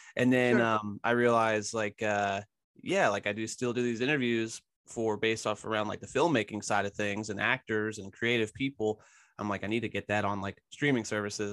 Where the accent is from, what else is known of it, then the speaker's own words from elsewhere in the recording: Tennessee, United States; also born or lived in Philadelphia, Pennsylvania; now in Knoxville, United States; I grew up mostly in Tennessee. I moved from Philly when I was younger.